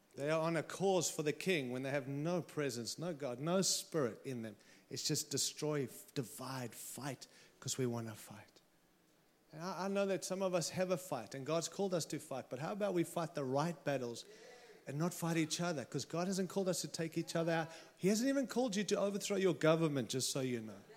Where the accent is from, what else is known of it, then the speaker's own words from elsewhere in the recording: Australia; now in United States; I arrived here with my Aussie passport and I came in as an Aussie